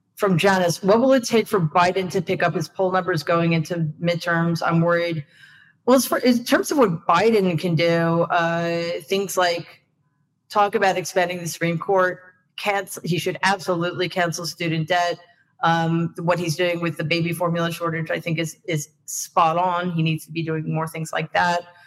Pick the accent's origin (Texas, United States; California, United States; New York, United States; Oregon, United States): New York, United States; I'm a New Yorker, so I have tendency to speak quickly